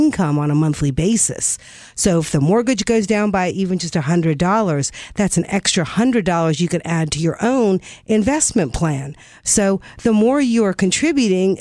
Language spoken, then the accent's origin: English; North Carolina, United States; I grew up in North Carolina.